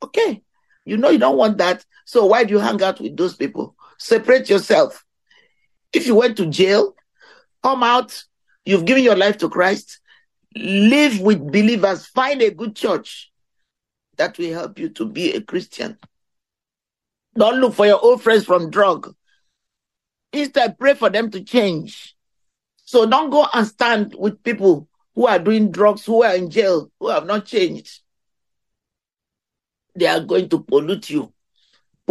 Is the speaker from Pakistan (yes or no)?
no; India; moved away; where I came from India